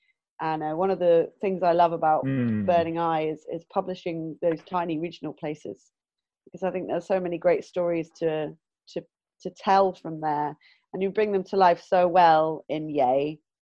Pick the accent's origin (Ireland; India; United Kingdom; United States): United Kingdom; Southampton, South East England; now in Bristol, United Kingdom; I'm originally from Southampton, and that's like a forest around there, and like little kooky places in the forest.